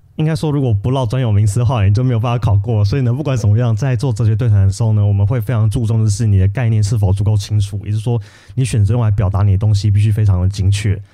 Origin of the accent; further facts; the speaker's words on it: Taiwan; also born or lived in Paris, France; 我们台湾人广义中文就是欧洲加美国